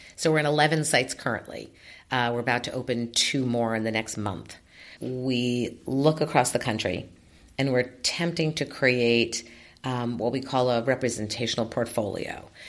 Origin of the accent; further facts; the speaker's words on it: New York City, New York, United States; When I was growing up in New York City